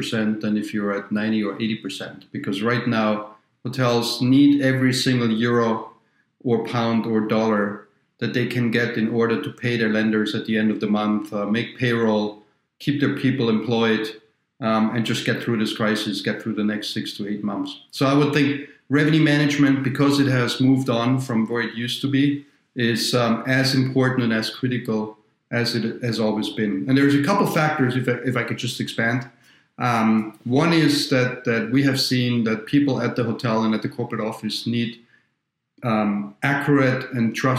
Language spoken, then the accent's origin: English; Austria; moved away as an adult; also born or lived in Vienna, Austria / New York, United States / Paris, France / London, United Kingdom; now in Minnesota, United States; I'm from near Munich, not in Munich, near Munich